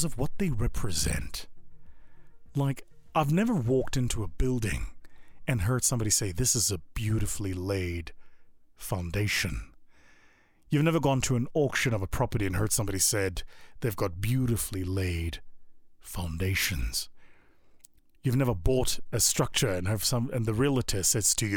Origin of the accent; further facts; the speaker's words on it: South Africa; moved away; my home country of South Africa